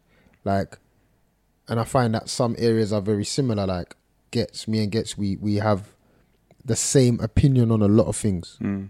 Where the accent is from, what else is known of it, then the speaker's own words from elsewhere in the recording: London, United Kingdom; Everything, man. I think in every aspect, the way I dress is North London, the way I talk, my references